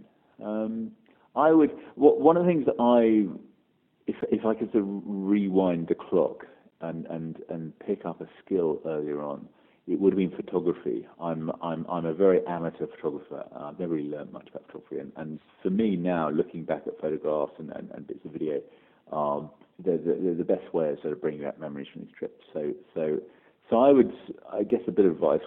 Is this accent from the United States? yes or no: no; West Country, Devon and Somerset, South West England, United Kingdom; I grew up in the West Country, you know, Devon and Somerset